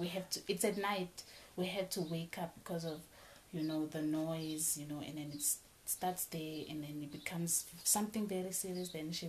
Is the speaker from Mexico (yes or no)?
no; Mozambique; Okay. I'm from Mozambique, guys.